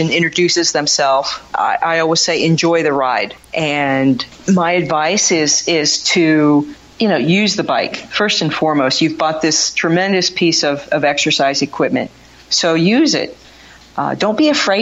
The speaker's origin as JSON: {"language": "English", "region": "Kansas", "country": "United States", "tie": "born or raised there", "moved": "yes", "lives_now": "Philadelphia area, United States", "said": "I grew up in Kansas, and so I never had Scrapple as a kid."}